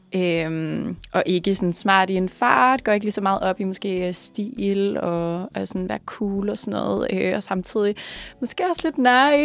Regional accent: Kokkedal, Capital Region of Denmark, Denmark; jeg er herfra. Jeg er fra Kokkedal, så det er en lille smule nord for København

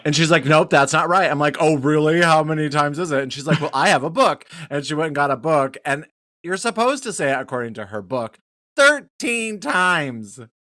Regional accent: Wyoming, United States; I'm from Wyoming

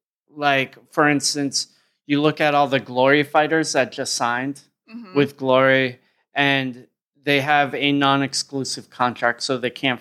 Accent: United States; I'm American. My understanding of government and geography is terrible.

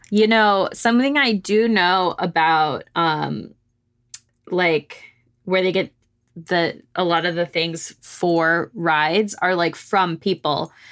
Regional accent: Arlington, Texas, United States; I went to Six Flags Over Texas in Arlington, 'cause that's my hometown

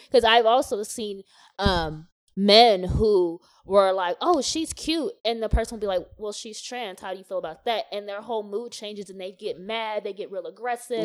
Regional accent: the South, United States; growing up in the South

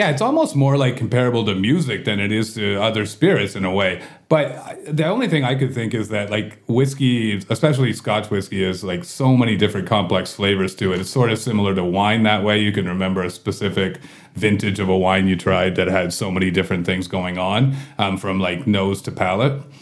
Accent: Guelph, Ontario, Canada; Uh, you can tell my accent. I'm from Guelph.

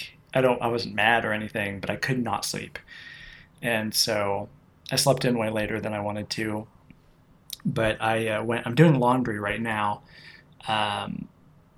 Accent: United States; as an American who does not speak Italian

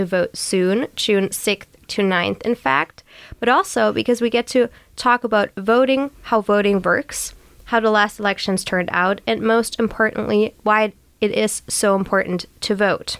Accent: Germany; now in Sweden; I'm from Germany

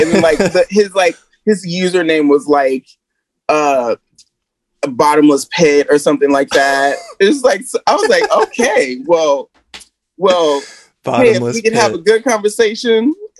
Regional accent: Wichita, Kansas, United States; I'm from Wichita. And there were like Wichita, Kansas.

